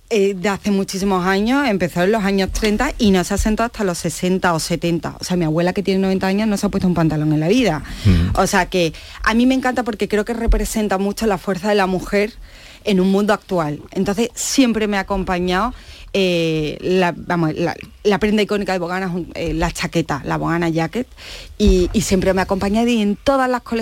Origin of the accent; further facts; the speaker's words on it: Osuna, Andalusia, Spain; yo siempre lo llevo por bandera, que soy Osuna.